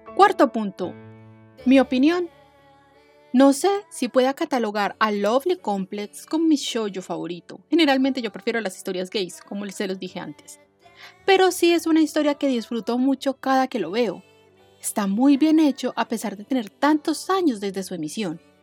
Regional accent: Colombia; de Colombia, eh, que es de donde soy

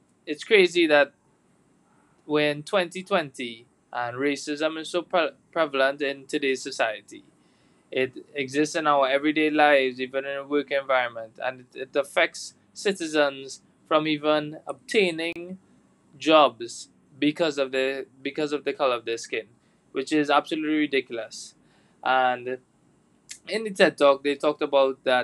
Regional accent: Trinidad & Tobago; we're from Trinidad and Tobago

